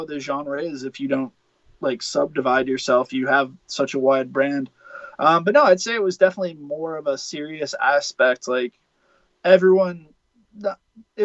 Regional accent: Buffalo, New York, United States; myself and the Tonys were from Buffalo

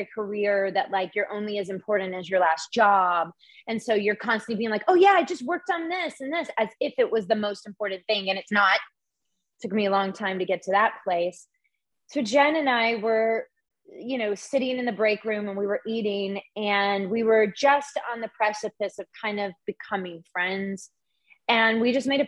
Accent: the South, United States; moved away; being a girl growing up in the South

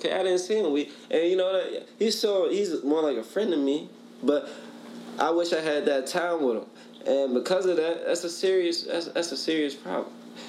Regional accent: United States; we're American.

